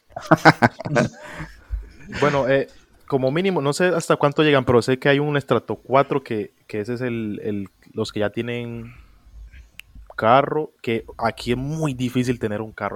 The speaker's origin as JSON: {"language": "Spanish", "country": "Colombia", "said": "en, Colombia no tenemos un acento definido como ustedes los mexicanos que hablan así como órale, o en Puerto Rico que hablan con la L. Aquí en Colombia tenemos"}